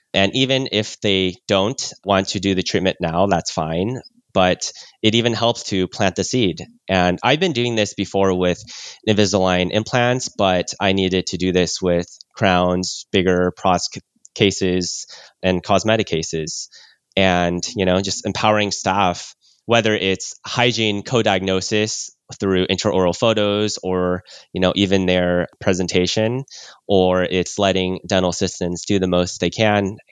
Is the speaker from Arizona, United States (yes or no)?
no; California, United States; born or raised there; also born or lived in Oklahoma